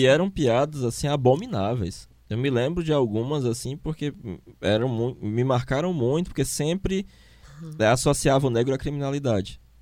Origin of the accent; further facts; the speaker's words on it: Fortaleza, Ceará, Brazil; Na nossa escola lá, um professor de biologia, em uma escola de elite fortalezense